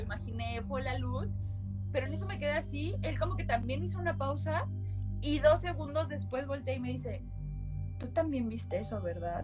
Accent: Mexico; somos mexicanos, somos católicos

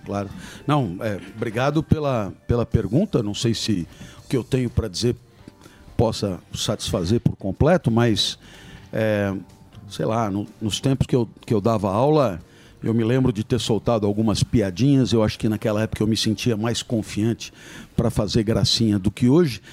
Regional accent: Brazil; moved away as an adult; also born or lived in France; sou brasileiro

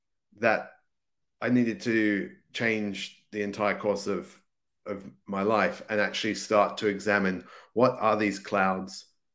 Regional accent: England, United Kingdom; I grew up in England, and some days you would barely believe there was a sun, because it was like raining and clouded and all that kind of stuff.

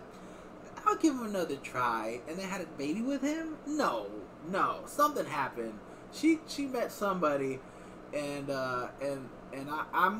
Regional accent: Iowa, United States; I was like, Iowa

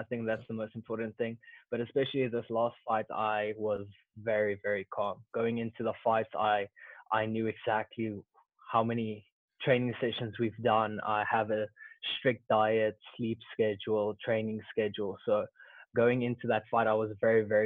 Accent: Pretoria, Gauteng, South Africa; I grew up in Pretoria, South Africa

